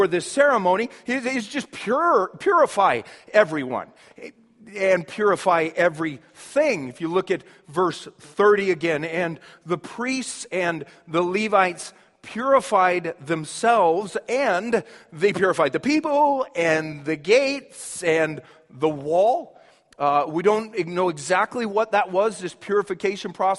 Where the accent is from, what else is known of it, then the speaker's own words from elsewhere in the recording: Shawnee, Kansas, United States; moved away; where I grew up back in Kansas, as a kid, we'd always have this annual parade. We'd have what they called the Old Shawnee Days Parade.